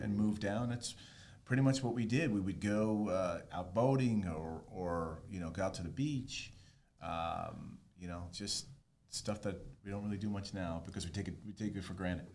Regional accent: Rockland County, New York, United States; now in South Florida, United States; I am originally from New York. I grew up there and moved down here in summer of 1997.

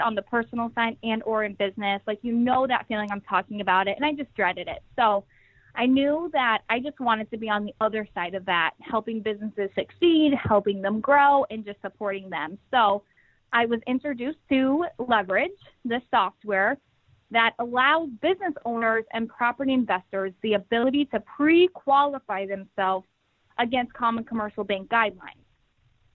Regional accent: Des Moines, Iowa, United States; moved away as an adult; now in Connecticut, United States; I grew up in Des Moines, Iowa, and I made the move to Connecticut actually 2 years ago

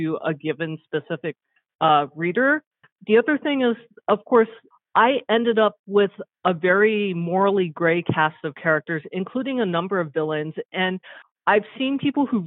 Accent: South Korea; moved away; also born or lived in United States; I'm Korean American, and I spent 9 years of my childhood in South Korea

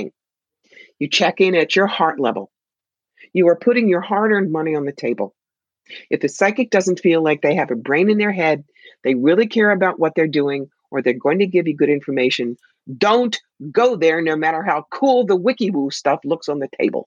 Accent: New York, United States; I'm from New York

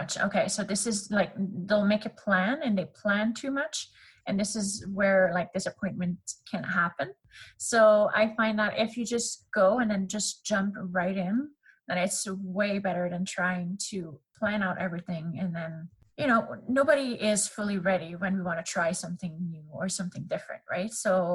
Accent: Canada; accent: French; first language French; English is a second language

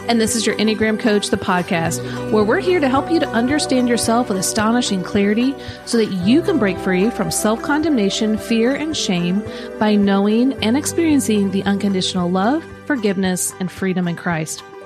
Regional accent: Kansas City, Missouri, United States; moved away; also born or lived in central Illinois; I grew up in Kansas City

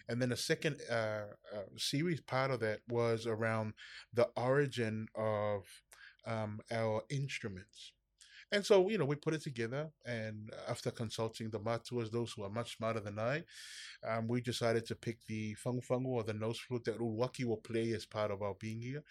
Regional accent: Samoa; I grew up in Samoa

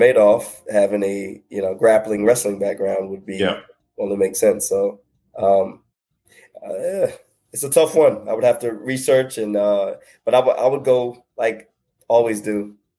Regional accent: Sumter, South Carolina, United States; now in North Carolina, United States; Born and raised. Yeah, born and raised in Sumter, actually.

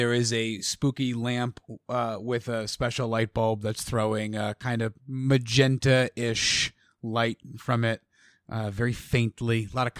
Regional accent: Avon, Connecticut, United States; in those 4 years, I left my mark on the community of Avon, Connecticut.

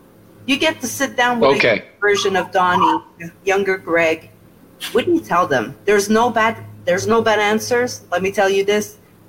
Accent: Montreal, Quebec, Canada; I'm from Quebec

